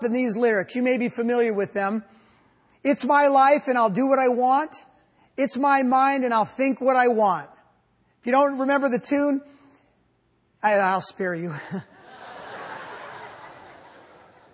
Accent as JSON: {"language": "English", "country": "United States", "said": "I'm an American."}